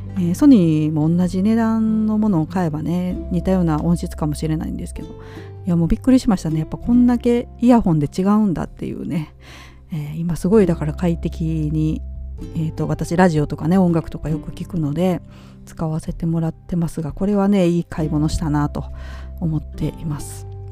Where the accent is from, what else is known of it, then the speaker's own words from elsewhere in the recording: Nara, Japan; moved away; やっぱり私奈良県生まれ育ちですので